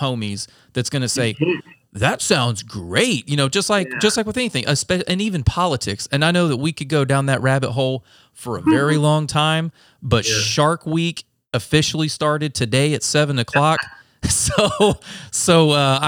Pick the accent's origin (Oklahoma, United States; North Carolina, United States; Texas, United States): North Carolina, United States; moved away; we're from North Carolina, so, you know, very conservative